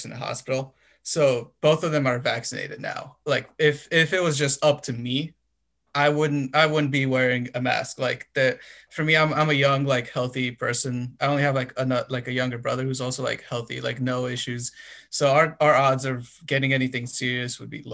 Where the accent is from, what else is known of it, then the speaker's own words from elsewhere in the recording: Romania; now in United States; I'm from Romania, so, and I have family there